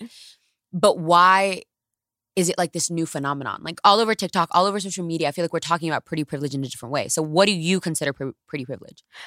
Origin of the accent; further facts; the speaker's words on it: New York City, New York, United States; I'm from the Bronx and I'm first generation American on my dad's side.